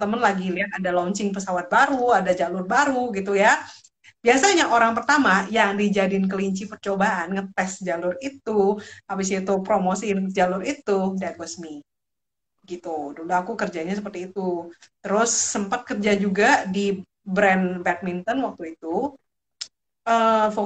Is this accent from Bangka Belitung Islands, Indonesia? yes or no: no; Jakarta, Indonesia; also born or lived in Medan; lahir di Medan tapi gedenya di Jakarta so setengah-setengahnya adalah Batak Timbak langsung tapi Jakarta